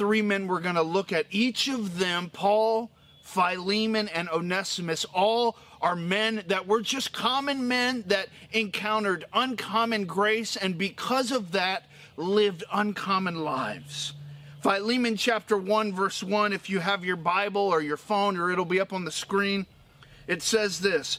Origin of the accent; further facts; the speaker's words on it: Florida, United States; I grew up in Florida